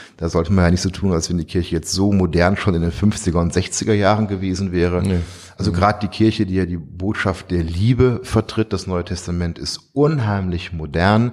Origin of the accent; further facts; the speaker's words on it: Duisburg, North Rhine-Westphalia, Germany; moved away; also born or lived in Tehran, Iran; meiner Heimatstadt etwas zurückzugeben für all die Jahre, die ich hier groß werden dürf durfte